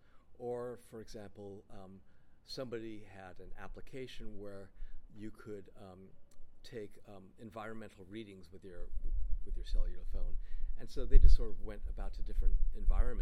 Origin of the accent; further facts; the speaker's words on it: California, United States; also born or lived in upstate New York; I was born in upstate New York, but I was raised in California.